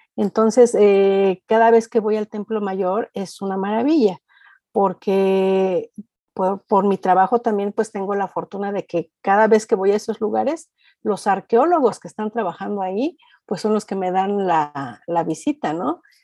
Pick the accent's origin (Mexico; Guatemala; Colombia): Mexico; also born or lived in Oaxaca (maternal family); en mi país, en México